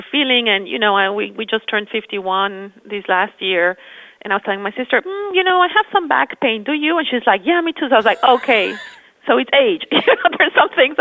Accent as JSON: {"language": "English", "region": "Mexico City", "country": "Mexico", "tie": "born or raised there", "also_born_or_lived": "Spain", "moved": "as an adult", "said": "I was born in Mexico City and I studied architecture"}